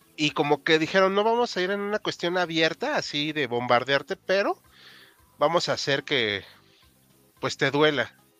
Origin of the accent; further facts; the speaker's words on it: Mexico; como mexicano